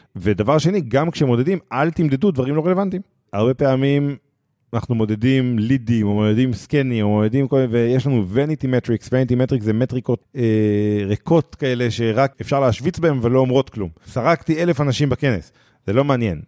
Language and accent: Hebrew; Israel; אנחנו אה, כישראלים